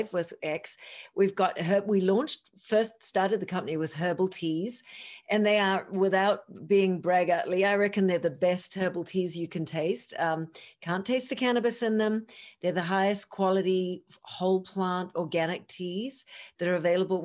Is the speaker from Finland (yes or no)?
no; New Zealand; moved away; I'm from New Zealand.